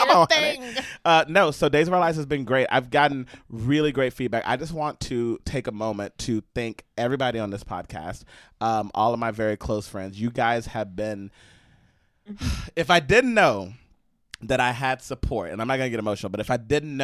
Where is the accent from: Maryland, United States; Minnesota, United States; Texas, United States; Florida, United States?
Texas, United States; now in New York City, United States; We now live in New York City, but we were born and raised in Texas